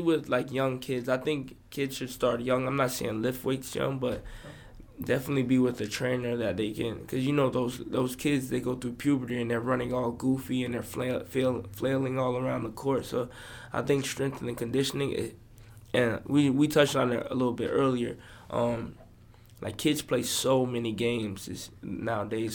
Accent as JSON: {"language": "English", "region": "Florida", "country": "United States", "also_born_or_lived": "Boston, Massachusetts", "said": "I'm from Florida"}